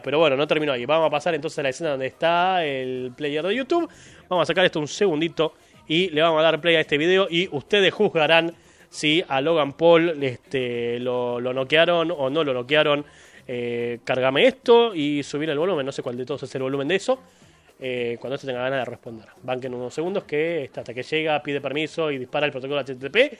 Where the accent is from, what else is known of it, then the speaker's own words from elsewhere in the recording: Argentina; Yo soy argentino